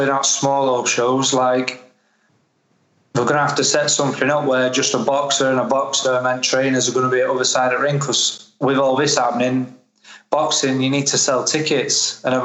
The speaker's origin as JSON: {"language": "English", "town": "Sheffield", "region": "Yorkshire and the Humber", "country": "United Kingdom", "said": "I'm from Sheffield"}